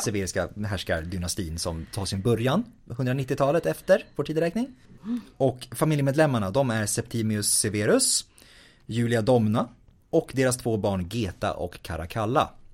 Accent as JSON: {"language": "Swedish", "town": "Stockholm", "region": "Stockholm County", "country": "Sweden", "said": "märks det att jag är från Stockholm?"}